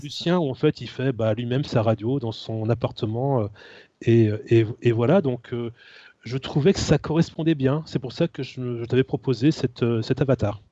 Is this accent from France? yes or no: yes; Rennes, Brittany, France; je suis rennais, hein, je suis né à Rennes.